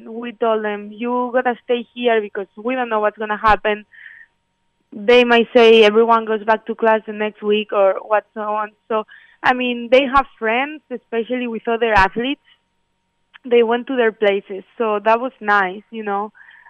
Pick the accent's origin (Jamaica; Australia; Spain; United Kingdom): Spain; now in United States; like I'm from Spain, and back then over there, people were dying over there, like a lot.